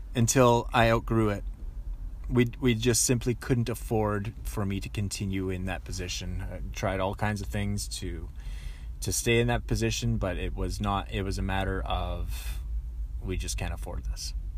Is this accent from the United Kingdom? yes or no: no; Langley, British Columbia, Canada; also born or lived in Aldergrove; I went back to Langley, went back to my hometown